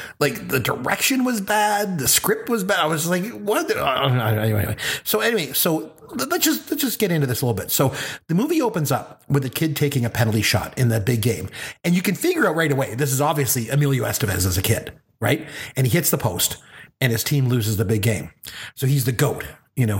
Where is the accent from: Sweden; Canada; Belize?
Canada; I'm a Canadian